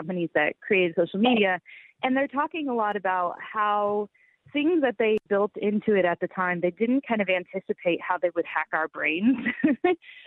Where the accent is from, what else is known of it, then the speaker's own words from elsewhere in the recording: a little north of Albany, upstate New York, United States; my hometown, which is upstate New York, a little north of Albany.